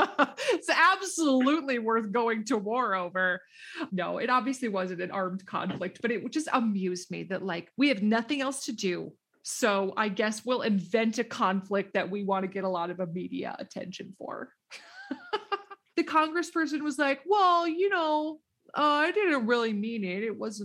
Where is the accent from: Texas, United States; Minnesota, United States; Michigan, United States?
Minnesota, United States; Nobody ever taught me when I was growing up in Minnesota that the last letter of the alphabet is Z in Canada.